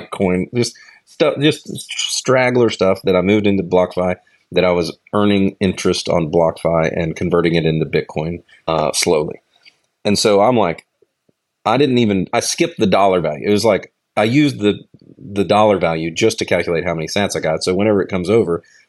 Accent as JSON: {"language": "English", "country": "United States", "said": "as an American"}